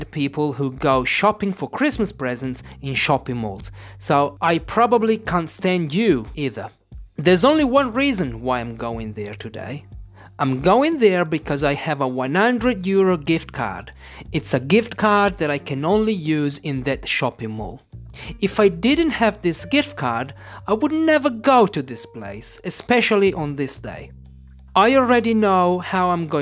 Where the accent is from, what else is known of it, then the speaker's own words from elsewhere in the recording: Italy; English is a second language; I'm an English teacher from Italy.